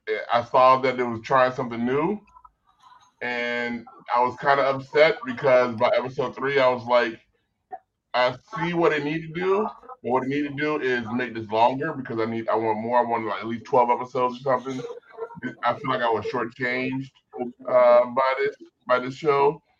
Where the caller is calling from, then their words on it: North Hollywood, California, United States; I'm calling from NoHo.